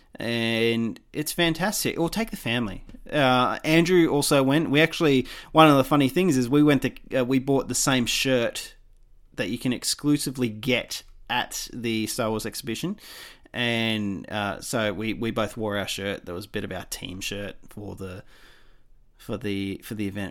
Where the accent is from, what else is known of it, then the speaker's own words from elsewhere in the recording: Australia; I'm Australian